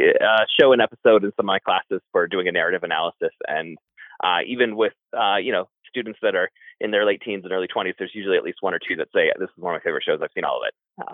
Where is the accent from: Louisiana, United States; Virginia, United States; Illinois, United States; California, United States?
Virginia, United States; now in Utah, United States; Virginia is where we're originally from.